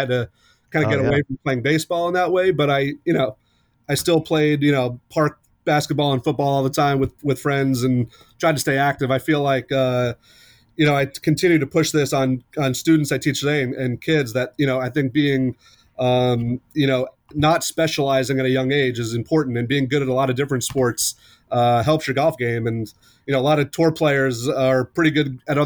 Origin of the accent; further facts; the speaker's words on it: Long Island, New York, United States; I grew up on Long Island in New York